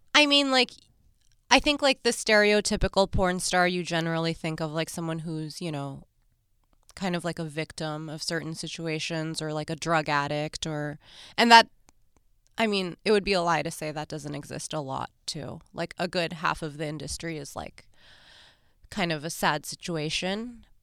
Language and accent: English; New York, United States; I'm from New York